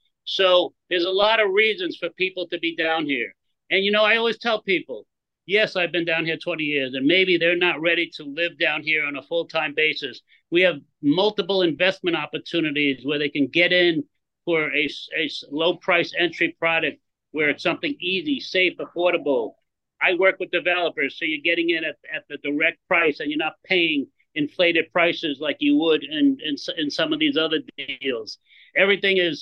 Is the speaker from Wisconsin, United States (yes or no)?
no; New York, United States; moved away as an adult; now in Belize; I'm from New York